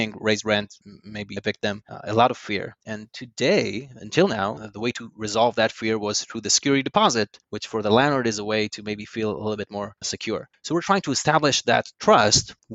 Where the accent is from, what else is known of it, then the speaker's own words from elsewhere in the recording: Yavne, Central District, Israel; moved away as an adult; also born or lived in London; now in New York, United States; I was born in Yavne, led a very, very boring life